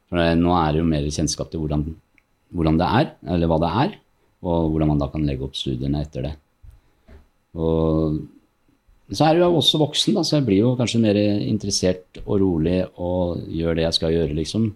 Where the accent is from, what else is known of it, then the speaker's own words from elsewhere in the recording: Norway; also born or lived in Morocco; jeg er født i Marokko, oppvokst i Norge